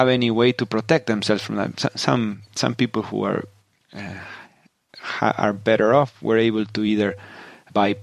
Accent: Patagonia, Argentina; moved away; also born or lived in Silicon Valley; I grew up in Patagonia in southern Argentina

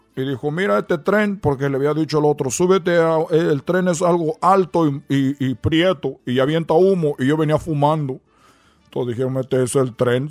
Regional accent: Cuba; accent: Cuban; now in United States; nosotros tenemos nuestro acento cubano

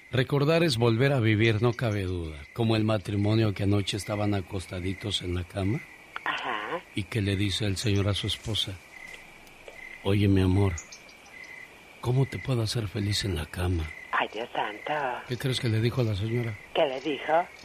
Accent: Mexico; moved away; Porque un día salí de México, pero México nunca salió de mí.

